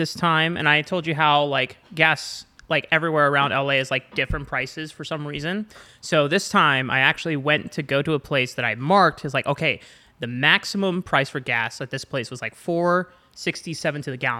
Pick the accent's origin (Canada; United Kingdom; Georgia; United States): Canada; I don't give a shit. I'm Canadian.